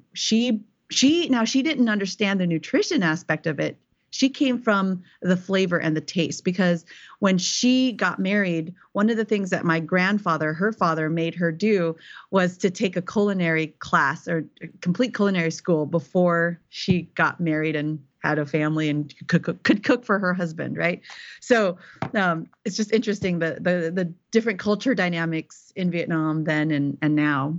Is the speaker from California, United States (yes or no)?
yes; Silicon Valley, California, United States; moved away as an adult; also born or lived in eastern Tennessee; now in Tennessee, United States; I was born and raised in Silicon Valley.